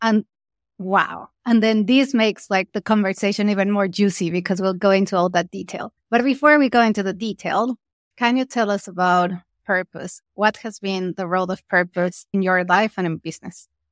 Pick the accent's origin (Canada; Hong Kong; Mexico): Mexico; I'm from Mexico